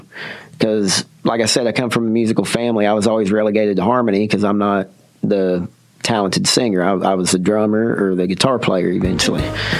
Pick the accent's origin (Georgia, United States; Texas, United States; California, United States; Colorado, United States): Texas, United States; Mansfield; also born or lived in Arlington, Texas / Irving, Texas; I was born in Arlington, man. I came home to Mansfield, but I was born in Arlington.